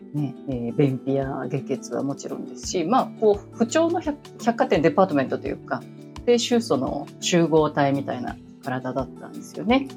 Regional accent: Tokyo, Japan; 都会で育ってしまったので、東京で育ってしまったので、うん、田舎はないんですよね

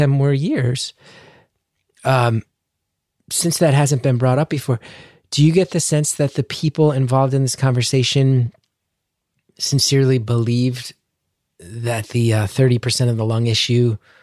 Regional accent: United States; as an American

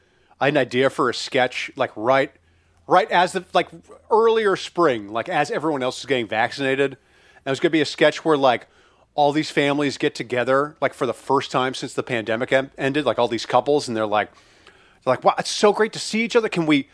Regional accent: Deadwood, South Dakota, United States; I remember you said I was raised in Deadwood, which is actually correct.

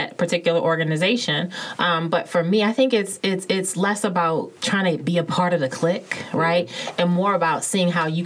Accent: Baltimore, Maryland, United States; I'm a girl born and raised in Baltimore

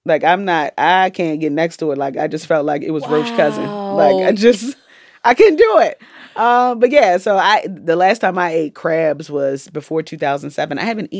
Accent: Jamaica; I'm Jamaican, so, like, we eat food for

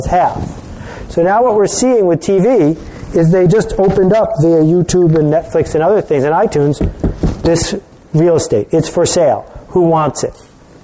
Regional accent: Buffalo, New York, United States; when I was growing up in Buffalo

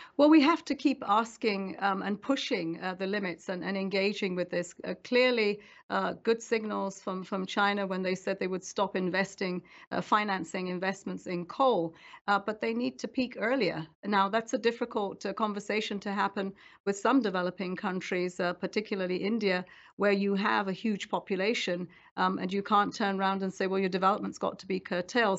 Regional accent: around Lake Chad, Northeast Nigeria, Nigeria; moved away; I grew up there around Lake Chad

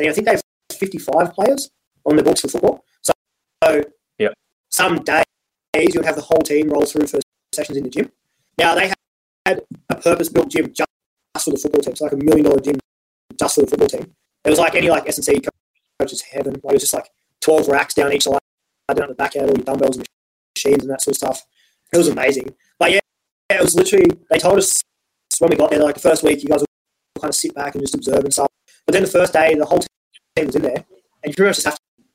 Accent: Wagga Wagga, New South Wales, Australia; moved away as an adult; also born or lived in Canberra; I grew up in Wagga

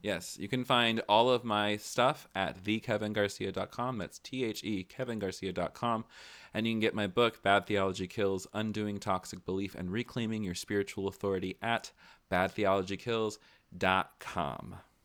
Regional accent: Tennessee, United States; I grew up in Tennessee.

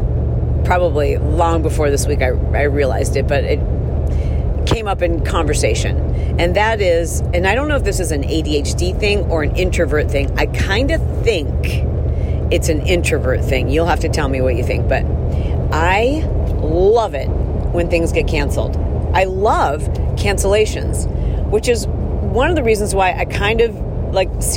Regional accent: Midwest, United States; growing up in the Midwest

